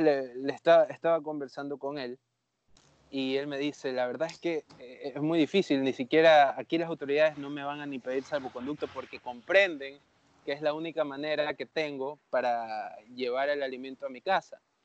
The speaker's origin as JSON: {"language": "Spanish", "town": "Babahoyo", "region": "Los Ríos", "country": "Ecuador", "said": "yo originalmente soy de Babahoyo"}